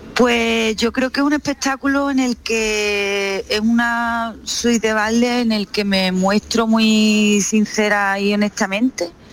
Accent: Jimena de la Frontera, Andalusia, Spain; now in Seville, Spain; Jimena de la Frontera, que es mi pueblo

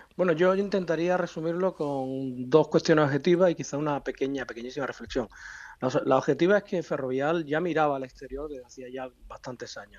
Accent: Spain; como español

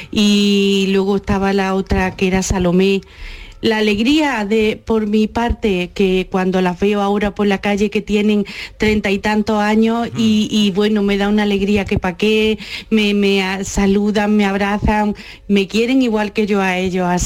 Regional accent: Bailén, Andalusia, Spain

